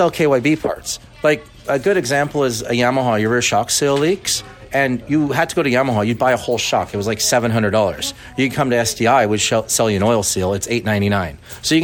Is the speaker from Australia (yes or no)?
no; Saskatchewan, Canada; accent: Canadian; moved away as an adult; now in Lake Elsinore, United States; Canada originally